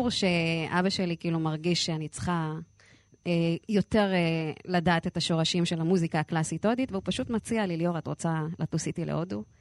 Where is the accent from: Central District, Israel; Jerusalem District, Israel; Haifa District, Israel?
Central District, Israel; Lod; נכון, גדל, גדלתי בפריפריה.